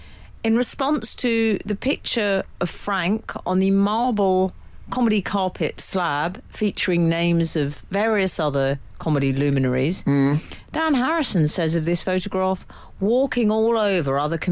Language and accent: English; Chorley, North West England, United Kingdom; We have the mother of all retail intruders in my hometown of Chorley.